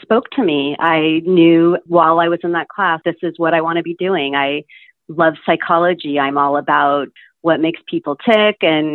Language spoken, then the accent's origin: English; Irvine, California, United States; I grew up in Irvine, was there my whole life